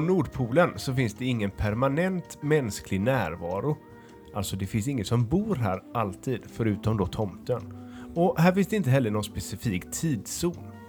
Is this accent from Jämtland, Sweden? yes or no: no; Stockholm, Stockholm County, Sweden; Jag är från Stockholm.